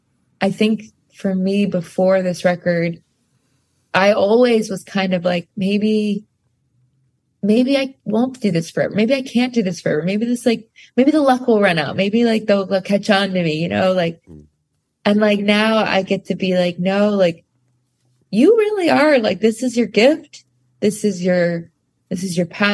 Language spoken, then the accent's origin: English; rural Pennsylvania, United States; also born or lived in Staten Island, New York; we grew up very in rural Pennsylvania after we left the city. Like I was born in Staten Island, and then I grew up in a tiny town, like didn't have a red light